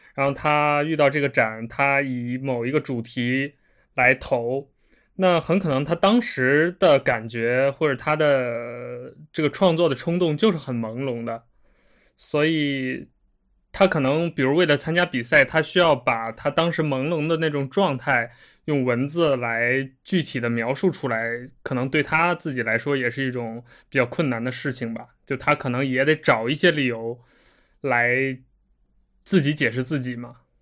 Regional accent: Xi'an, Shaanxi, China; 我小时候在西安

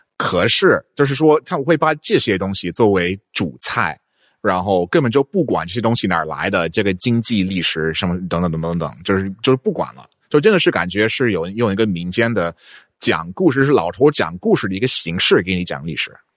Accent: northeast Texas, United States; Chinese is a second language; moved away as an adult; also born or lived in Guangzhou, China / Hainan, China; now in China; 我在一个德克萨斯的东北的一个小地方

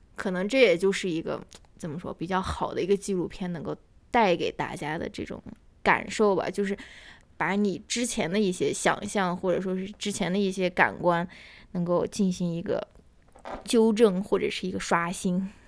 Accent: China; 我们中国人

